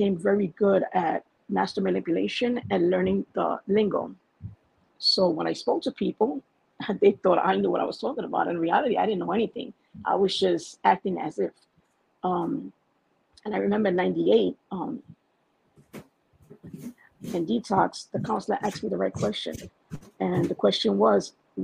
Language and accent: English; New York City, New York, United States; moved away as an adult; now in New Jersey, United States; I'm from Bushwick, Brooklyn, born and raised there. I didn't come to Jersey till I was 32